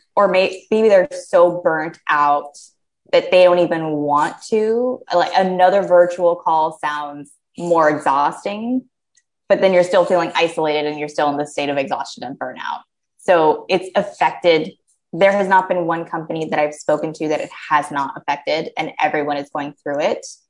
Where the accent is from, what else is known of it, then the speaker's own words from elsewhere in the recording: United States; as an American